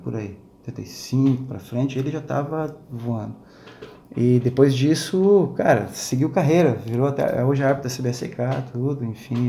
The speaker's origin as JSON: {"language": "Portuguese", "town": "Xanxerê", "region": "Santa Catarina", "country": "Brazil", "tie": "born or raised there", "also_born_or_lived": "São Paulo", "moved": "yes", "lives_now": "Florianópolis, Brazil", "said": "lá em Xanxerê, cara, onde eu fui criado. É. Né? Sou paulista, criado no, oeste de Santa Catarina."}